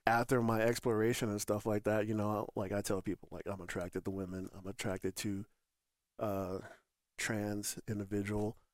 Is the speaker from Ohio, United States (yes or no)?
no; Northern Colorado, United States; also born or lived in Michigan; I'm from Michigan, grew up in Northern Colorado